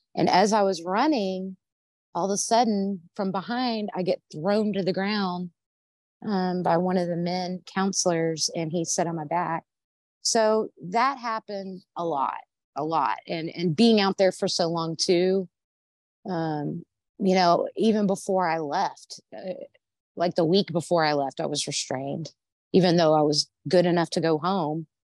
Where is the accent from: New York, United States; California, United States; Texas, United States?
Texas, United States; Arlington; I was born in Arlington, Texas, if you can't tell by my accent, um, and that's where I was living